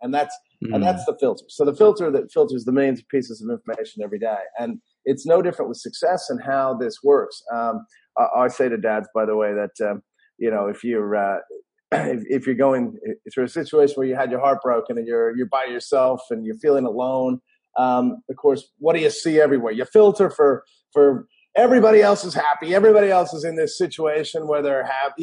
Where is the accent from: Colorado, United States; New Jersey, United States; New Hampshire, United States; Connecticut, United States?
Colorado, United States; Denver; moved away as an adult; also born or lived in Los Angeles, California; now in Australia; I am originally from Denver, Colorado, and you can hear the accent